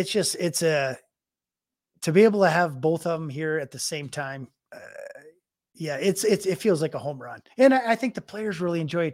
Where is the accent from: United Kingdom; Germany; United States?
United States; now in Calgary, Canada; I mean, being American to come, I love it in Calgary. I mean, that's why I'm still here.